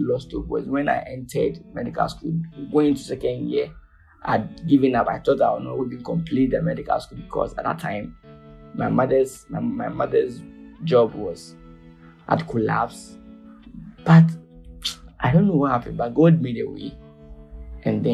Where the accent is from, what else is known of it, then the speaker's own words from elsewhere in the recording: Ghana; I was born in Ghana. I had my medical training in Ghana.